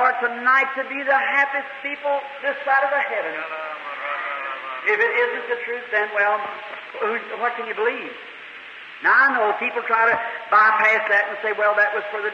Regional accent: United States; I'm an American. I love my country

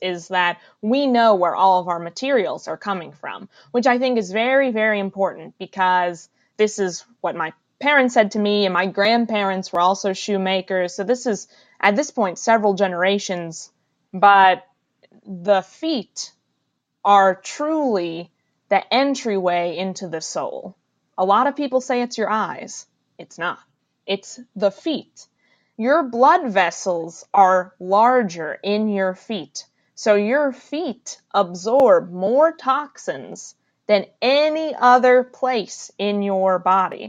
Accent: Frederick, Maryland, United States; I was born and raised in Frederick, Maryland

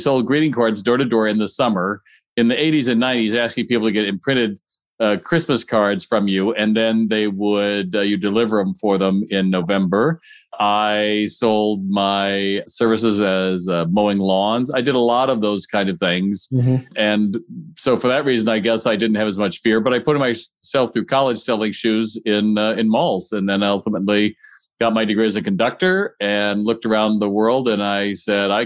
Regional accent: Ohio, United States; I grew up in Ohio

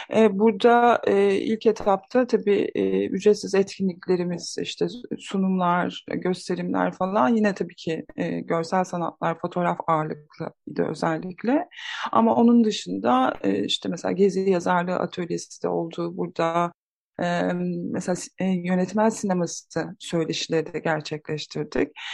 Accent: Istanbul, Turkey; moved away as an adult; now in Bergama, Turkey; ikimiz de İstanbulluyuz. Orada doğduk büyüdük.

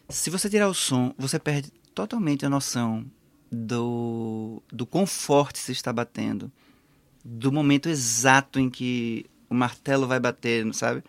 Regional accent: Pernambuco, Brazil; moved away as an adult; now in Portugal; o maior museu do estado de onde eu venho

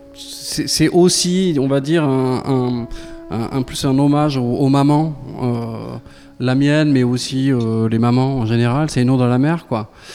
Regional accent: Lot, Occitania, France; also born or lived in Marciac / Toulouse; ma région natale euh, qui est le Lot

